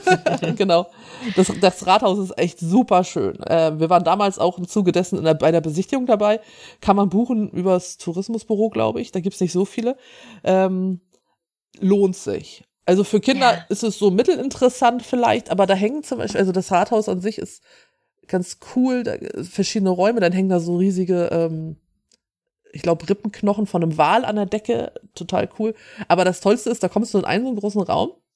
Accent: Schleswig-Holstein, Germany; ich bin hier aus Norddeutschland, ich bin aus Schleswig-Holstein.

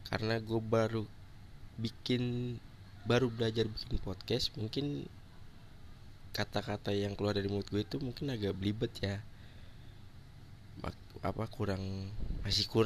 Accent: Bekasi, West Java, Indonesia; born there; gue lahir di Bekasi 5 Agustus 1997

